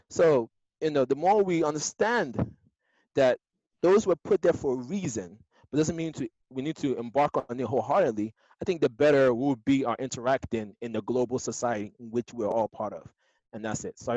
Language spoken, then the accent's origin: English; Nigeria; So like now, as a Nigerian, there are certain things that my mom, my mom would want me to marry a Nigerian, right?